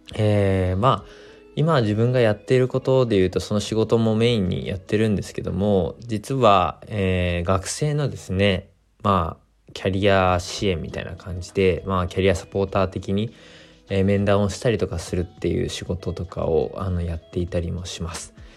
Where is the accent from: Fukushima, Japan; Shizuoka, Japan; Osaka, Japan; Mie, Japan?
Fukushima, Japan; moved away; 自分の地元福島